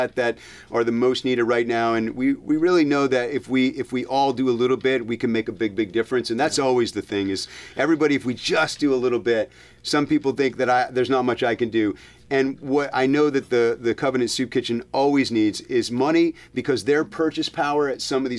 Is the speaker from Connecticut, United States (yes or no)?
yes; Windham, Connecticut, United States; I went to originally Wyndham Elementary School, and then I went to Natchog because I grew up in Foster Drive